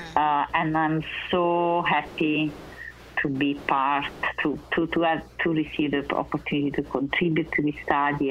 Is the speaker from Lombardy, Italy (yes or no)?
no; Naples, Campania, Italy; moved away as an adult; also born or lived in Vienna, Austria; I was born in Naples, Italy